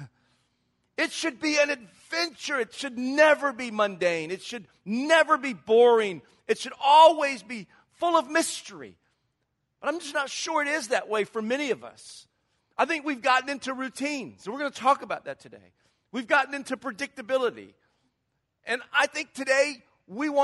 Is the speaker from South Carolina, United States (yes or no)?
yes; Charleston, South Carolina, United States; moved away as an adult; now in California, United States; I grew up in Charleston, South Carolina. Maybe you can tell with the little accent that I'm not from California.